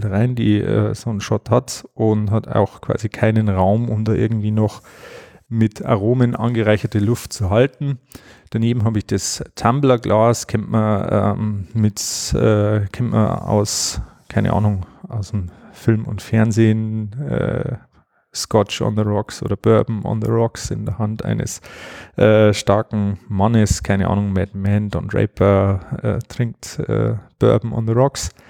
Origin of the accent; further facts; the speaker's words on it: Bavaria, Germany; auch relativ handig, wie man bei uns in Bayern sagt.